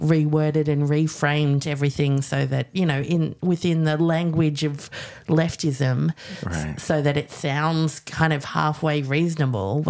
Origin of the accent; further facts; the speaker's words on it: Australia; As an Australian too